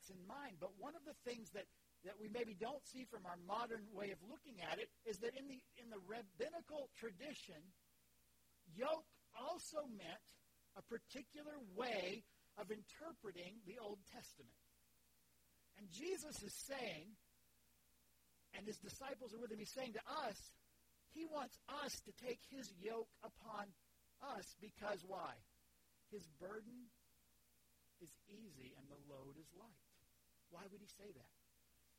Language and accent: English; Leesburg, Florida, United States; I grew up in Central Florida, in Leesburg, in a farming area